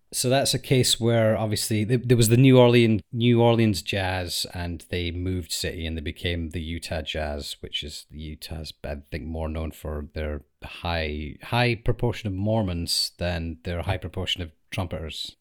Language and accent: English; United Kingdom; we're from the United Kingdom